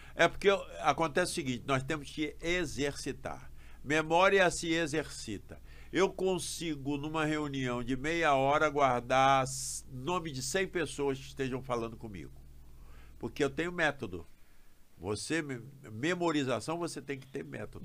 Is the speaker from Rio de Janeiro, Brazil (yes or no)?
yes; Rio de Janeiro, Brazil; Eu sou carioca, nascido em Botafogo, criado no bairro de São Francisco Xavier, num subúrbio do Rio